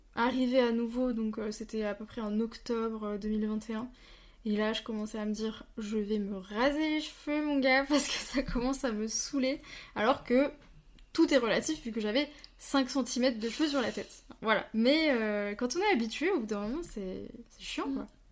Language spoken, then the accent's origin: French; Bourgogne-Franche-Comté, France; moved away as an adult; now in Alsace, France; je viens de Franche-Comté